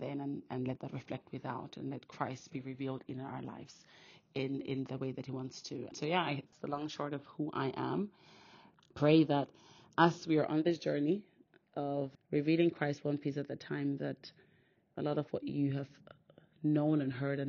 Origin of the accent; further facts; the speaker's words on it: Austria; now in United Kingdom; I was born and raised in Austria, actually, so I have two Nigerian parents, and I now live in the UK